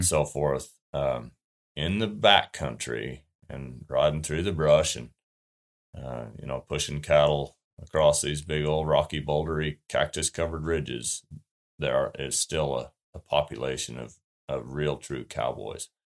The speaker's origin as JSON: {"language": "English", "region": "Utah", "country": "United States", "tie": "born or raised there", "moved": "as an adult", "said": "We moved from Utah two and a half years ago"}